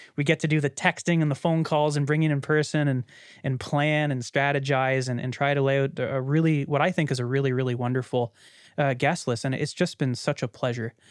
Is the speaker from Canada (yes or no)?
yes; Canada; as a Canadian that grew up in a very small conservative city